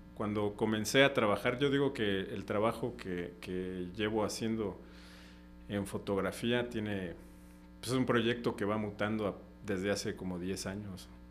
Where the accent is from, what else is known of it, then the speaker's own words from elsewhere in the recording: Comitán, Chiapas, Mexico; moved away as an adult; also born or lived in Xalapa; Comitán, que yo dijera, ay, mi pueblo